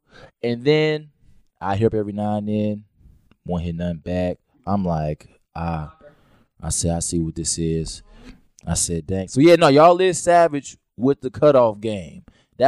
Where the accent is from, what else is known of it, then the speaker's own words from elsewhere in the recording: Chicago, Illinois, United States; I'm from Chicago